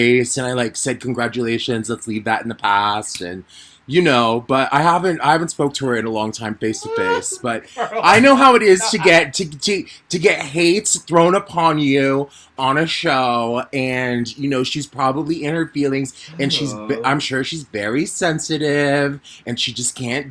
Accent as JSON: {"language": "English", "region": "New York", "country": "United States", "said": "I'm from New York"}